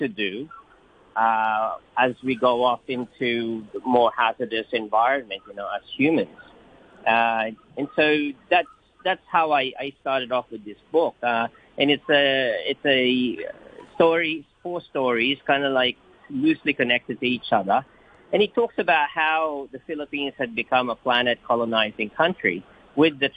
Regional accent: Australia; I grew up in Australia

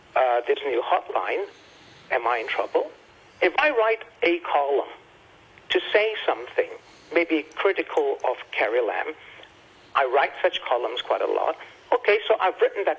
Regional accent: United States; now in Hong Kong; I'm an American

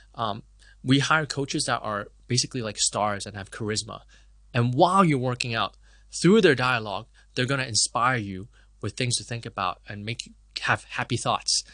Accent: Hong Kong; also born or lived in Canada; I was born and raised in Hong Kong

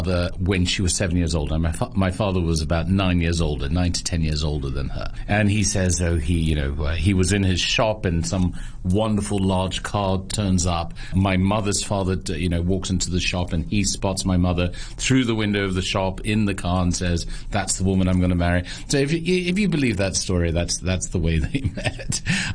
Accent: Hong Kong; We moved in December 1970. And the only reason I know that is because I was born in January 1971. So I was the first child to move in there

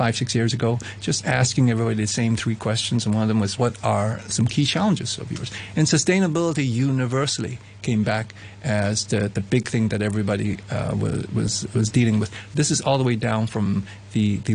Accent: Hong Kong; moved away; I'm from Hong Kong, so I sort of came back here.

